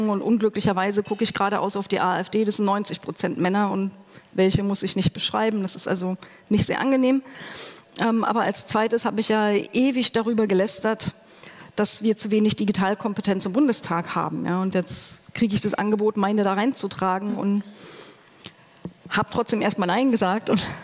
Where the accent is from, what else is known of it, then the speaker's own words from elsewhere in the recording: East Germany, Germany; ich bin im Osten groß geworden, ich habe in der DDR noch studiert